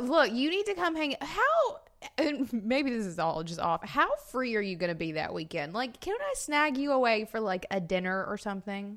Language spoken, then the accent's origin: English; Florence, Alabama, United States; moved away; I was in Florence, like my hometown, Florence, Alabama